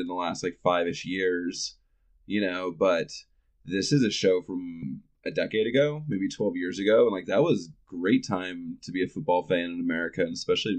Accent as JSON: {"language": "English", "region": "the South", "country": "United States", "tie": "born or raised there", "said": "I grew up in the South"}